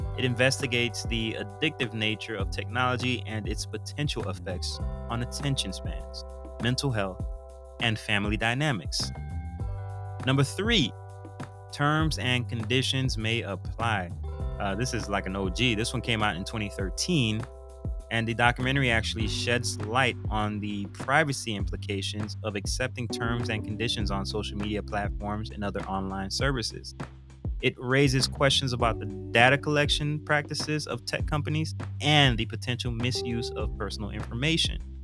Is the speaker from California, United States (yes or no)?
no; Broward County, Florida, United States; now in Central Florida, United States; I am from Broward County, Florida